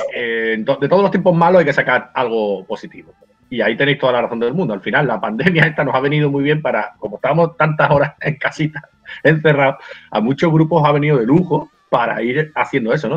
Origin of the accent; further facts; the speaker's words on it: Benalmádena, Andalusia, Spain; en mi pueblo, yo soy de Benalmádena